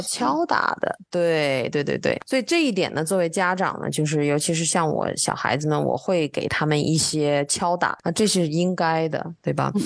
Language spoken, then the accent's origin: Chinese; China; now in Texas, United States; 你看看亚洲，咱们中国的英文呢